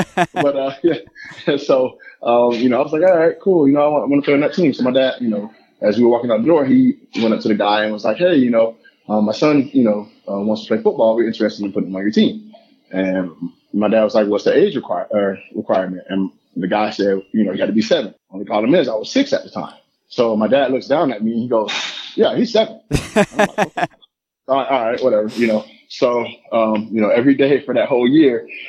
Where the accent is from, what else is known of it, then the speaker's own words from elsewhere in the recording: Lakeland, Florida, United States; Growing up in Lakeland